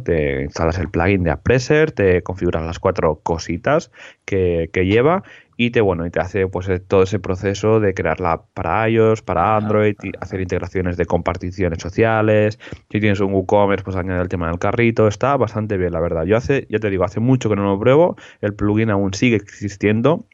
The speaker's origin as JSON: {"language": "Spanish", "town": "Molins de Rei", "region": "Catalonia", "country": "Spain", "tie": "born or raised there", "said": "mi pueblo, mi pueblo natal"}